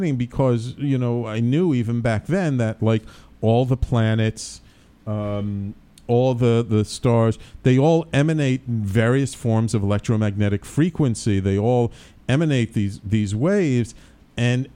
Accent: New York City, New York, United States; also born or lived in Manhattan; I grew up born in Manhattan. I grew up in the Bronx

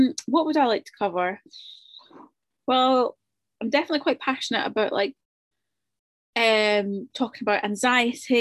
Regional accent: Edinburgh, Scotland, United Kingdom; moved away as an adult; now in Brighton, United Kingdom; I'm from Edinburgh but based in Brighton.

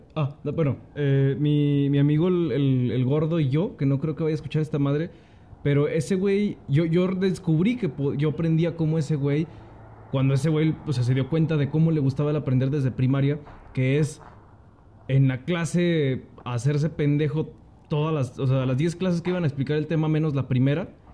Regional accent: Aguascalientes, Mexico; Yo de Aguascalientes, de la tierra

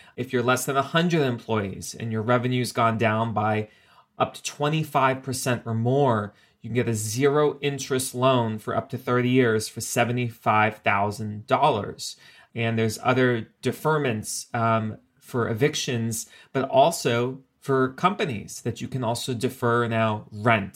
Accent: South Florida, United States; moved away; I'm originally from South Florida

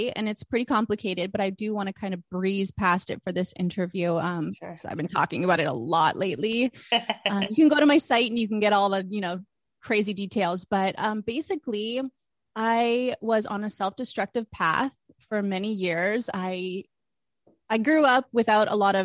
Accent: Vancouver, British Columbia, Canada; moved away as an adult; now in Los Angeles, United States; I am originally from Vancouver

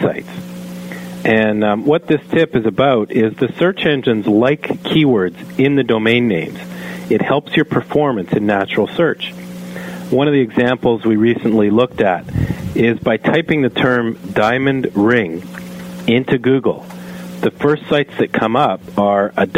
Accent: Canada; I am a Canadian

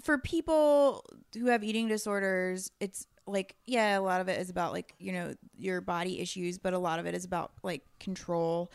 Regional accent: New York, United States; as a New Yorker

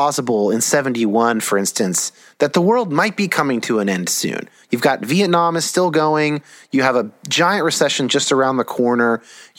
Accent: United States; I'm American

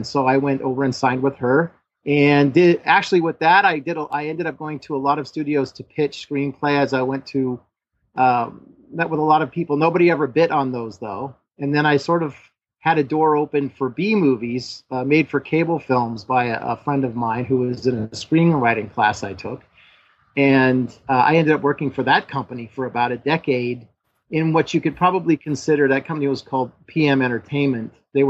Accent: Los Angeles, California, United States; born there; So I thought, well, I was born in Los Angeles. So I thought, well, I'll come back down to Los Angeles

